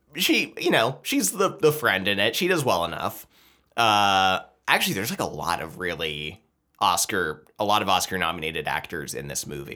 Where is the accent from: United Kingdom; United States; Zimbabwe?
United States; we're American